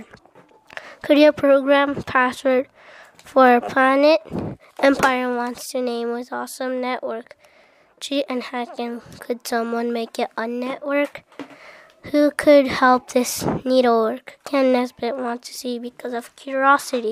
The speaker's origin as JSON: {"language": "English", "country": "Japan", "said": "I'm from Japan"}